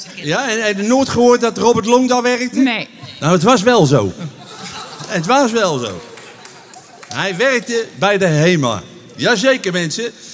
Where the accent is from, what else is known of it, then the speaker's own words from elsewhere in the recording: Utrecht, Netherlands; accent: plat Utrechts; mijn moeder die sprak plaat Utrecht